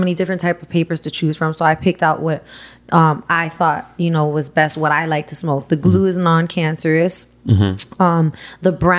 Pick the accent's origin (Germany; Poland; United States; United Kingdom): United States; Miami Gardens, Florida; also born or lived in Miramar / Las Vegas; I'm from North Miami. Grew up in Miami Gardens, then went to Miami Lakes